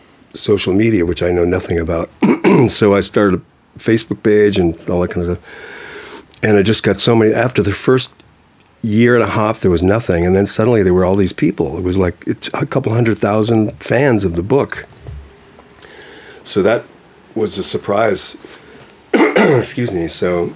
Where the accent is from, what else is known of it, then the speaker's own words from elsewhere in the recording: Boston, Massachusetts, United States; From Boston.